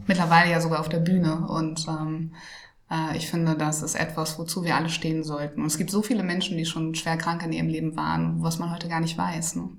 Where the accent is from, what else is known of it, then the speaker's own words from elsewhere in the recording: Schleswig-Holstein, Germany; ich komme ja aus Norddeutschland, also aus Schleswig-Holstein, ganz, ganz nah an Hamburg